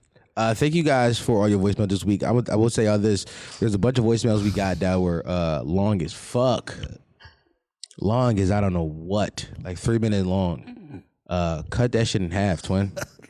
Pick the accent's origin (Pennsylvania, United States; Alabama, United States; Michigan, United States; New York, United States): Pennsylvania, United States; Philadelphia